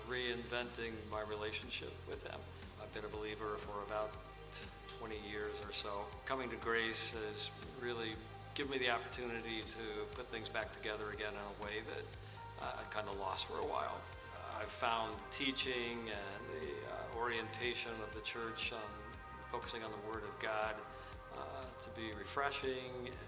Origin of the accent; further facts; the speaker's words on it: Tiffin, Ohio, United States; we're from Tiffin